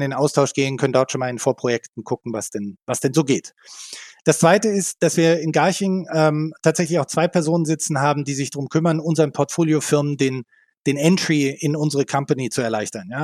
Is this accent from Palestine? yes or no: no; Berlin, Germany; moved away as an adult; also born or lived in Mountain View / southern Germany; ich komme aus Berlin, habe in Berlin studiert